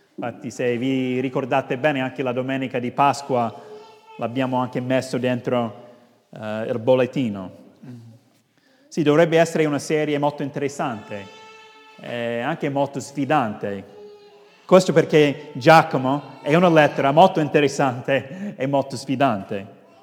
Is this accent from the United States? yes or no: yes; United States; now in Rome, Italy; sono statunitense ma sono in Italia da tanti anni